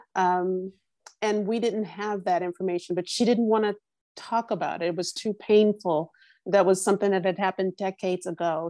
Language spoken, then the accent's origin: English; Louisiana, United States; moved away as an adult; also born or lived in New Orleans, Louisiana; now in Los Angeles, United States; I grew up, I was born in Louisiana. I grew up there. I didn't leave to live until I was 30